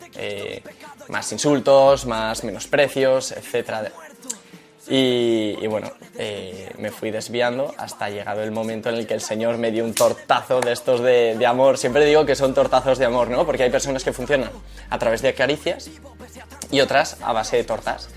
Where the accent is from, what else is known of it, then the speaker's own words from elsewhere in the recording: Madrid, Community of Madrid, Spain; yo nací en Madrid, de una familia cristiana